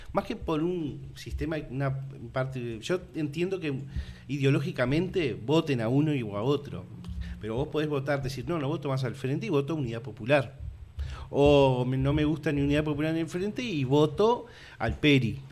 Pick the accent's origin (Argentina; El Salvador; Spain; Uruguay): Uruguay